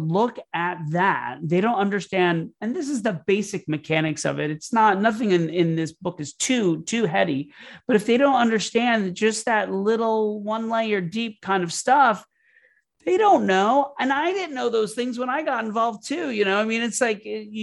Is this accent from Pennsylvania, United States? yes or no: no; Florida, United States; I grew up in Florida